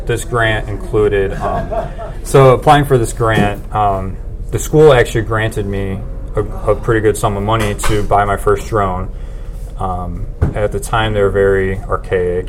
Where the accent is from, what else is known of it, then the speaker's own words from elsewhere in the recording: Plainfield, Illinois, United States; moved away as an adult; now in Indianapolis, United States; I'm originally from Plainfield, which is a suburb of Chicago